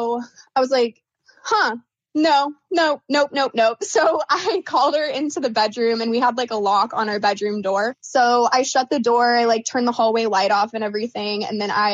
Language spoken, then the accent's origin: English; Oregon, United States; moved away as an adult; now in Phoenix, United States; I was born and raised in Oregon.